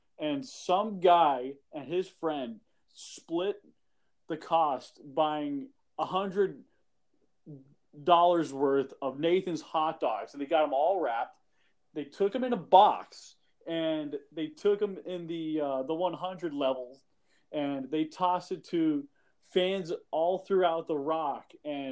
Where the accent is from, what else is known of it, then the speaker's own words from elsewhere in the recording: United States; as an American